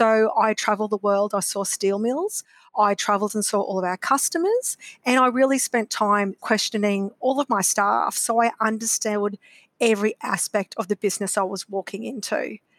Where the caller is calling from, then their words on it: Brisbane, Queensland, Australia; I am coming from Brisbane today.